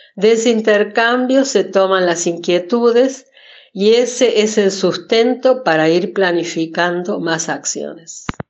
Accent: Villa Carlos Paz, Córdoba, Argentina; soy de Villa Carlos Paz, nacida y criada.

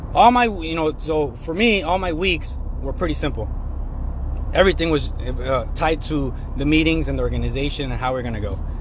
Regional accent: Sandwich, Illinois, United States; also born or lived in Plano, Illinois; I grew up in Sandwich. I was born in Sandwich, Illinois.

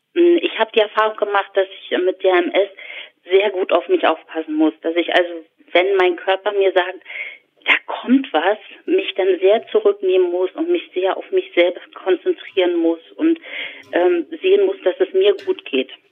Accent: Berlin, Germany; ich habe als Kind erst in Schöneweide gewohnt

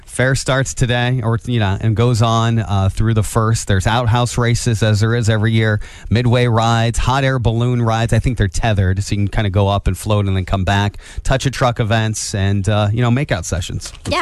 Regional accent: Angola, Indiana, United States; I grew up in Angola, which of course has a circle as its its center of town

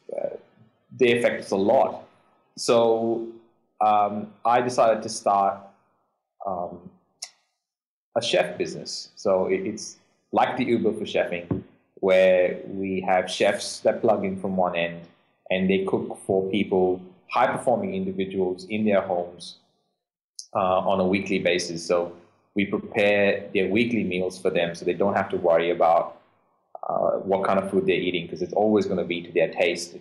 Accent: India; moved away as an adult; now in Australia; I'm Indian.

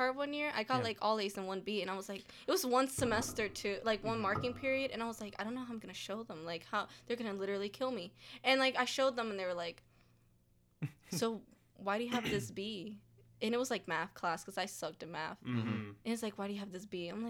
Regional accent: Delaware, United States; She's like, where are you from? And I'm like, oh, I'm from Delaware. She's like, you don't need to take the exam. You're from the U.S.

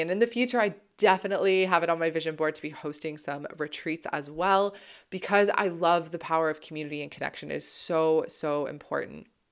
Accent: Toronto, Ontario, Canada; moved away as an adult; also born or lived in Ottawa / British Columbia / London, England; I'm from Toronto

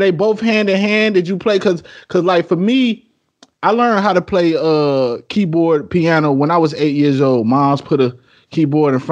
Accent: Midwest, United States; I'm from the Midwest

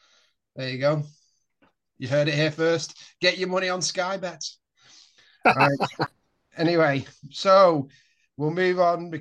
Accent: Billinge, North West England, United Kingdom; I was born in Billinge.

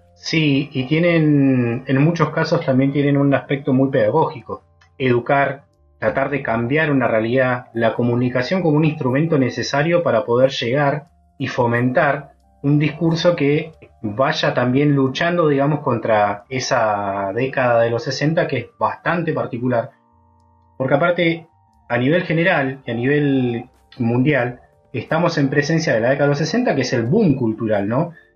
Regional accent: San Martín de los Andes, Neuquén, Argentina; cuando yo era pibe, en mi adolescencia, en San Martín, en San Martín de los Andes

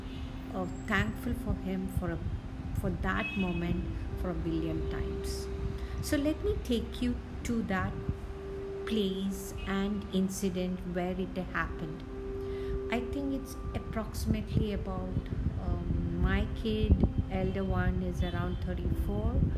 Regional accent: Kochi, Kerala, India; moved away; Cochin. So that's where my hometown is.

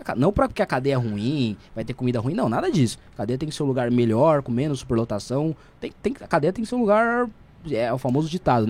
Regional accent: São Paulo, Brazil; vim da periferia do estado de São Paulo, da cidade de São Paulo

